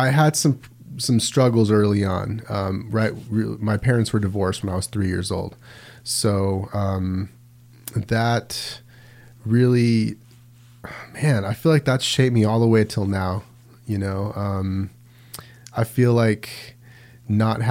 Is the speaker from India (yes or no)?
no; Las Vegas, Nevada, United States; moved away; I grew up in Vegas, and it was definitely different